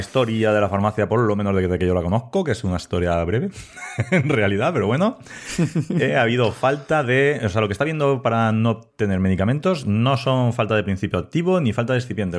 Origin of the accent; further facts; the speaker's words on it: Elda, Valencian Community, Spain; also born or lived in Ibi; trabajo en Ibi, aunque yo soy de Elda.